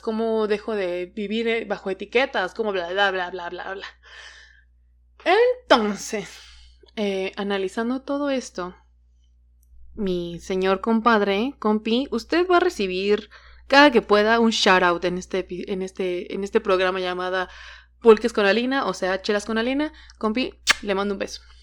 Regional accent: Hidalgo, Mexico; also born or lived in Veracruz; now in Mexico City, Mexico; mi familia es de Veracruz, pero yo crecí en Hidalgo y ahora vivo en la Ciudad de México

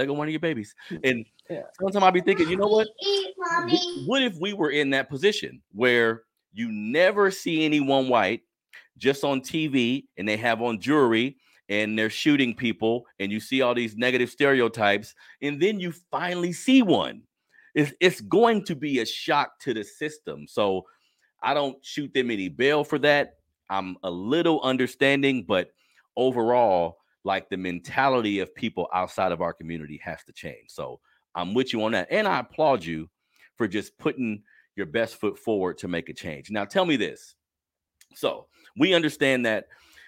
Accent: Sacramento, California, United States; also born or lived in New Orleans; where I was raised in South Sacramento

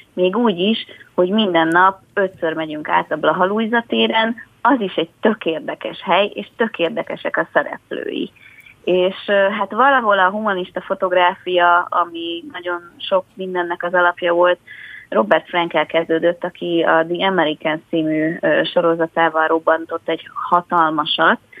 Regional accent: Budapest, Hungary; Budán a 12. kerületből, ahol én is felnőttem

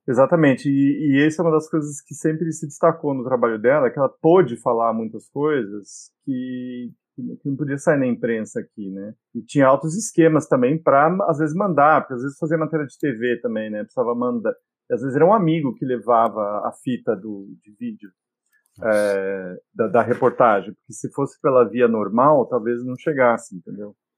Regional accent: Brazil; also born or lived in England; Eu nasci na Inglaterra e com dois anos a família se mudou para o Brasil.

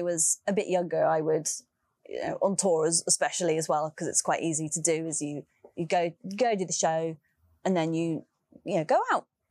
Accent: London, United Kingdom; my hometown, London

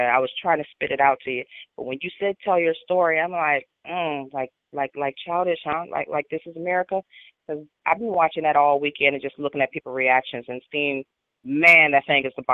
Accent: Midwest, United States; moved away as an adult; also born or lived in Blackfoot tribe (ancestry); right now I'm in the Carolinas, but I'm from the Midwest, and I'm headed back there as soon as possible.

